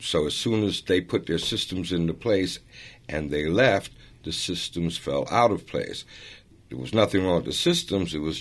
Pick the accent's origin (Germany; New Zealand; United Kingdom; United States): United States; New York City, New York; also born or lived in Florence, Italy; I grew up in Harlem in the South Bronx